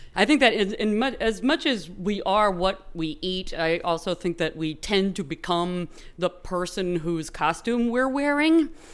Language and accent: English; San Francisco Bay Area, California, United States; growing up in the San Francisco Bay Area